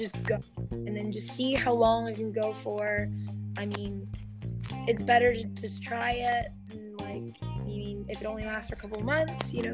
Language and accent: English; Midwest, United States; I grew up in the Midwest